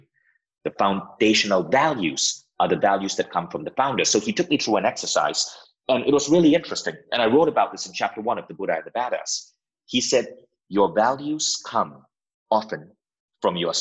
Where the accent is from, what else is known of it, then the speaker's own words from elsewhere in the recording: Malaysia; moved away as an adult; also born or lived in United States; now in Estonia; I had to move back to my home country, Malaysia